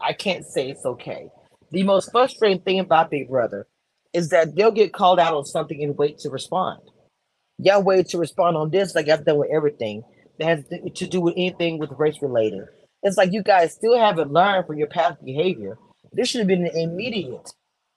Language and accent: English; Texas, United States; I grew up in Texas.